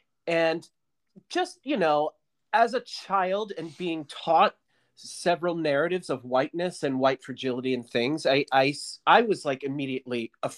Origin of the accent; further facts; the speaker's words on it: Southwest Pennsylvania, United States; I grew up in Southwest Pennsylvania.